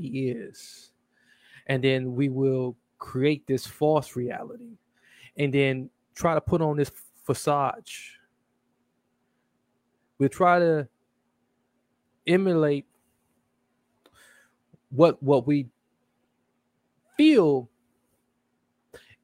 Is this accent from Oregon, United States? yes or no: no; Milwaukee, Wisconsin, United States; Returning back to Milwaukee, Wisconsin, my hometown, from overseas